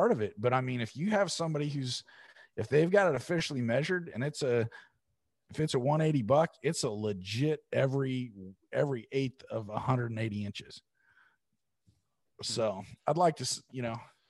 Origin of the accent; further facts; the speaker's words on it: Oregon, United States; I'm from Oregon. I'm a West Coast guy